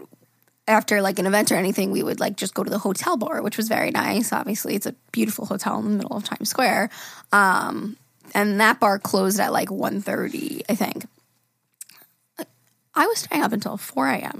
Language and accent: English; Long Island, New York, United States; I'm from Long Island